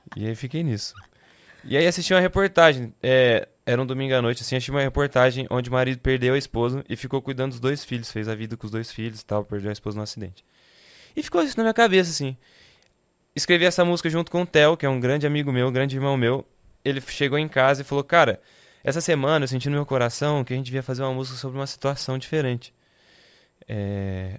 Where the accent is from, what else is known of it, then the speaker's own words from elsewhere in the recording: Votuporanga, São Paulo, Brazil; moved away as an adult; Eu sou nascido e crescido em Votuporanga, interior de São Paulo